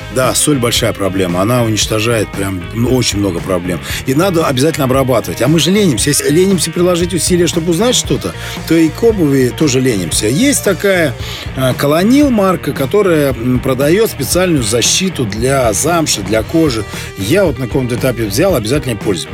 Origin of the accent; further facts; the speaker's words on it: Siberia, Russia; now in Saint Petersburg, Russia; я родом из Сибири